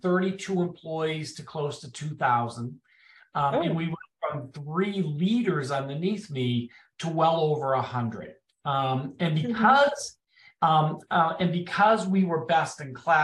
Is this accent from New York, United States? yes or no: no; Boston, Massachusetts, United States; moved away as an adult; now in Washington, D.C., United States; I'm from Boston, if you can't tell by my accent. I now live in Washington, D.C. area